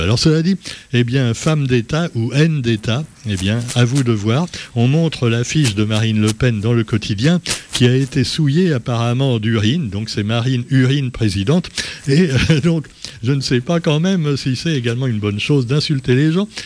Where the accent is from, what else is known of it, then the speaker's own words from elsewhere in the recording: Réunion; chez nous à La Réunion